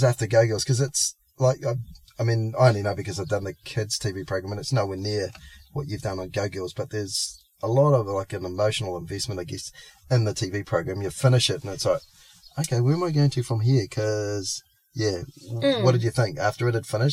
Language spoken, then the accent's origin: English; Auckland, New Zealand; being sort of raised on the North Shore